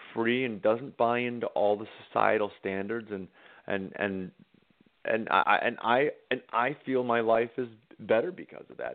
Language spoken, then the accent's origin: English; Harwich, Massachusetts, United States; moved away; I get to go back to my hometown of Harwich, Massachusetts